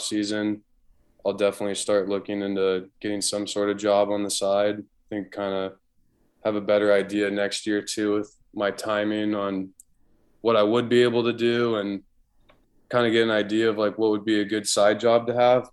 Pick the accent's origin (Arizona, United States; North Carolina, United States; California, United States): California, United States; San Diego; a lot of guys that I grew up in San Diego